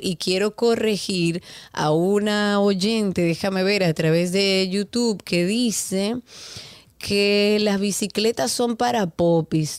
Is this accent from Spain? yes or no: no; Dominican Republic; Todos somos dominicanos